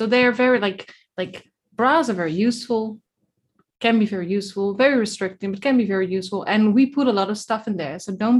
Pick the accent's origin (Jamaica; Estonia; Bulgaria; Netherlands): Netherlands; Way too Dutch for that.